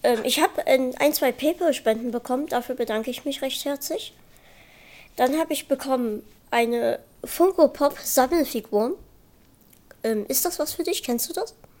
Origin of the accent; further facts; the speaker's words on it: Saxony, Germany; wir kommen beide aus Sachsen